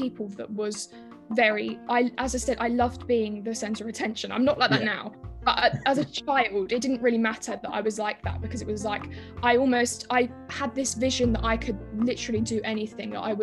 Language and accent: English; Shepperton, South East England, United Kingdom; also born or lived in Orpington, Kent; So I grew up in Orpington in Kent until I was 8, and then I moved to Shepperton in Surrey.